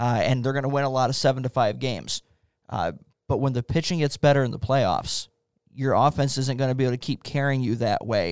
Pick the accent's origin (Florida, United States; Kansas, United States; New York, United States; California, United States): Florida, United States; St. Petersburg; now in Wisconsin, United States; I grew up in Saint Petersburg, Florida